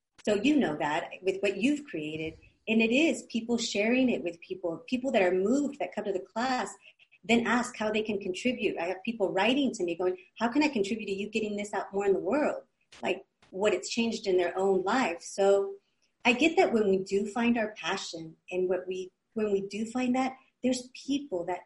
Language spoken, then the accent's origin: English; California, United States; growing up in California from parents of Mexico